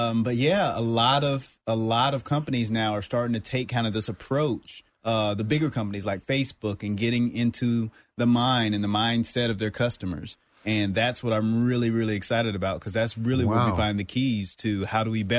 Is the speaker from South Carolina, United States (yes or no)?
yes; South Carolina, United States; moved away as an adult; also born or lived in Iowa; now in Orlando, United States; I'm actually originally from South Carolina.